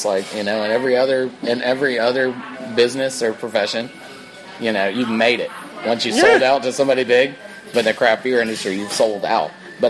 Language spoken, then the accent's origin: English; Atlanta, Georgia, United States; moved away as an adult; also born or lived in Boulder, Colorado / Boone, North Carolina; now in Greenville, United States; growing up in Atlanta